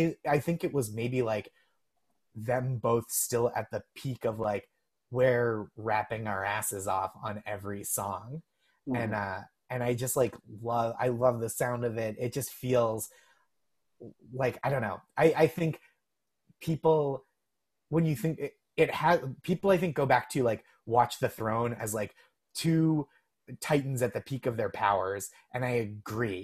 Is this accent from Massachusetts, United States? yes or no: yes; Massachusetts, United States; I'm from Massachusetts.